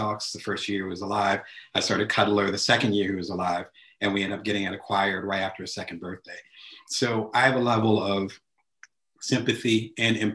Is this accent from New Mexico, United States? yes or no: no; New Jersey, United States; moved away; I'm originally from the East Coast, so back in Jersey